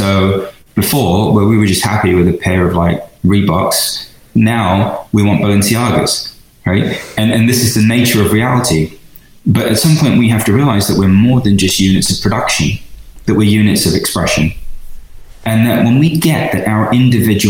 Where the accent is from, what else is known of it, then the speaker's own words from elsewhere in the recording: London, United Kingdom; moved away as an adult; also born or lived in Venice, California; now in United States; being an Indian kid in London, in order to just survive in East London.